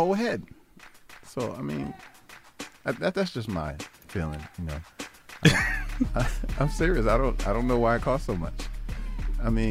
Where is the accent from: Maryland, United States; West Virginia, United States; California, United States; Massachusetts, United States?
Massachusetts, United States; Boston; I'm a Bostonian